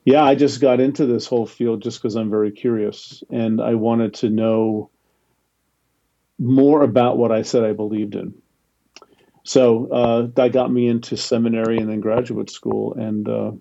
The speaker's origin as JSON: {"language": "English", "region": "New Jersey", "country": "United States", "tie": "born or raised there", "said": "I grew up in New Jersey."}